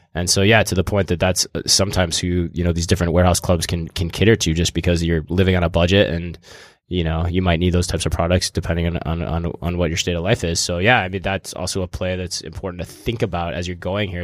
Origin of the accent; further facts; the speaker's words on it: East Coast, United States; I'm a intern from the East Coast